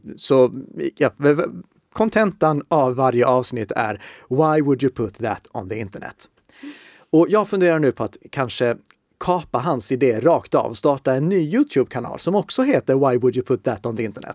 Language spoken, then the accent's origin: Swedish; Uppsala, Uppsala County, Sweden; Jag är född i Uppsala